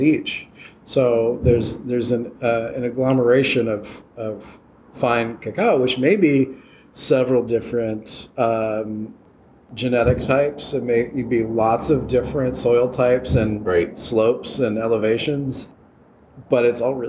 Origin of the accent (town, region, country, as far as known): Minnesota, United States; born or raised there; moved away